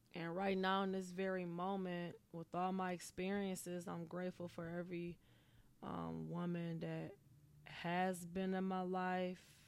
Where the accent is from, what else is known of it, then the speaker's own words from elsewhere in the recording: Pontiac, Michigan, United States; now in Los Angeles, United States; I'm originally from Pontiac